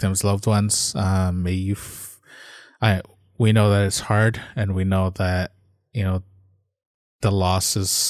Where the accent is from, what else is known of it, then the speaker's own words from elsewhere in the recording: Canada; we're from Canada.